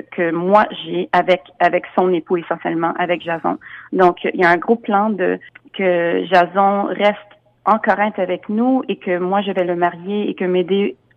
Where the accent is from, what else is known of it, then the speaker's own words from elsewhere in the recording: United States; Je travaille beaucoup aux États-Unis. Je suis américaine aussi, donc euh, je travaille beaucoup à New York.